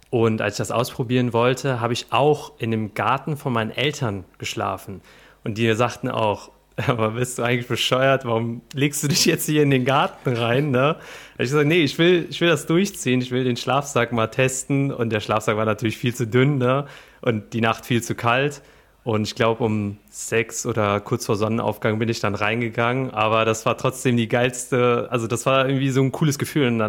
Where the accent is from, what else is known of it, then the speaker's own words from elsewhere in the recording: Cologne, North Rhine-Westphalia, Germany; born there; Also Köln ich und gebürtiger Kölner.